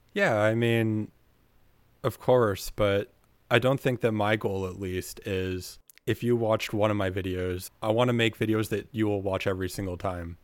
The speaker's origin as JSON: {"language": "English", "town": "Kingston", "region": "Ontario", "country": "Canada", "also_born_or_lived": "Ottawa", "said": "I'm from Kingston"}